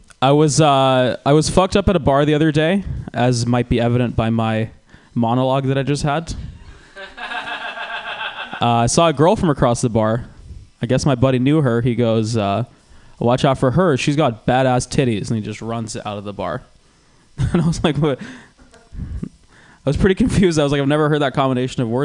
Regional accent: Georgia, United States; now in California, United States; I grew up in Georgia

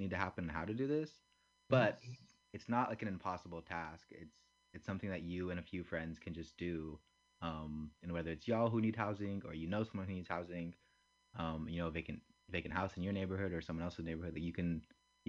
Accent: San Francisco, California, United States; I'm not from Oakland, I'm from San Francisco

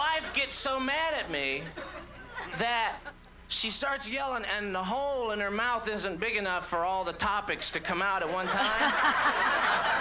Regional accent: Orlando, Florida, United States; moved away; also born or lived in Brooklyn; I'm from Orlando originally

